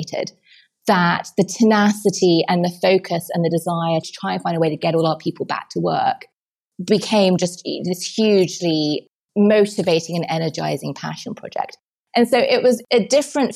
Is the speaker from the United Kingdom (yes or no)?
yes; England, United Kingdom; moved away as an adult; now in New York, United States; being English